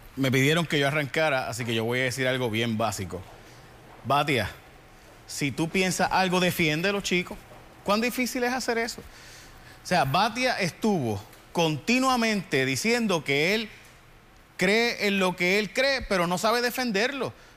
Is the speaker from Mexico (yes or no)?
no; San Lorenzo, Puerto Rico; now in San Juan, Puerto Rico; yo soy de San Lorenzo. Yo vivo en San Juan, pero, pero soy de San Lorenzo